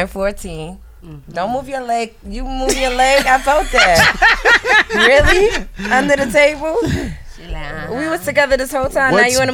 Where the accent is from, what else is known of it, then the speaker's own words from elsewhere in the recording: New York City, New York, United States; I'm Haitian, I'm going to rep it. I'm black, I'm going to rep it. I'm a Virgo, I'm going to rep it. I'm from the Bronx, I'm going to rep it.